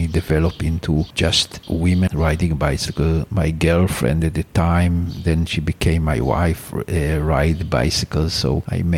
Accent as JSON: {"language": "English", "town": "Ramat Gan", "region": "Tel Aviv District", "country": "Israel", "tie": "born or raised there", "also_born_or_lived": "Jerusalem", "said": "So my parents moved to Ramat Gan. My parents bought a small house and that's where I grew up. And I stayed there until I went to the army."}